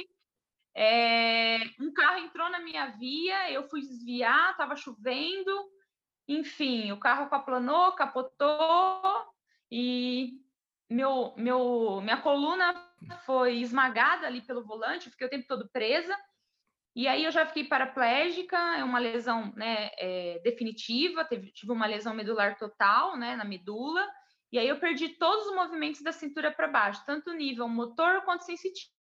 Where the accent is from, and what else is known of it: Jaboticabal, São Paulo, Brazil; born or raised there